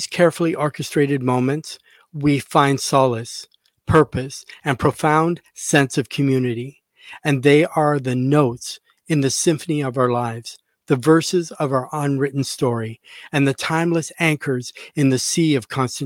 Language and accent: English; Canada; I'm a fellow Canadian. I'm from Canada.